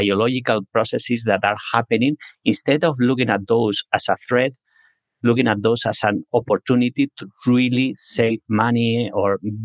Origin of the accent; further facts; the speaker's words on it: Spain; moved away as an adult; now in San Francisco, United States; I'm originally from Spain